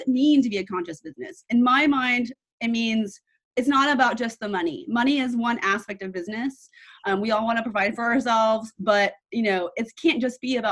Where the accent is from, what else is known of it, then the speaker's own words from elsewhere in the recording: New York, United States; I'm from New York